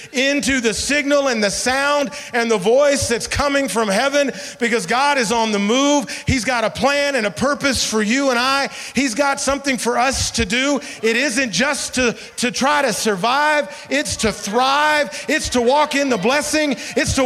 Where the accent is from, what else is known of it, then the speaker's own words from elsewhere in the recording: Memphis, Tennessee, United States; growing up in Memphis, Tennessee